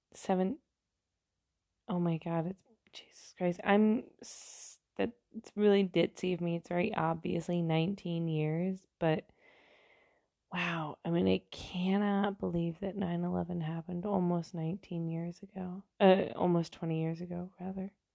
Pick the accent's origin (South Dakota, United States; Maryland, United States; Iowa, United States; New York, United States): New York, United States; I'm from New York, not from the city, but close enough to the city